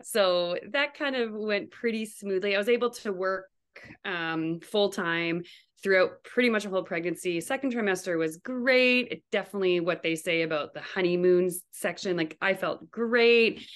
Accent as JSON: {"language": "English", "region": "New Brunswick", "country": "Canada", "also_born_or_lived": "Toronto, Canada", "moved": "as an adult", "lives_now": "Fairbanks, United States", "said": "I'm actually from Canada. I'm from New Brunswick. Um, that's where all my family now still lives, but I currently live in Fairbanks, Alaska."}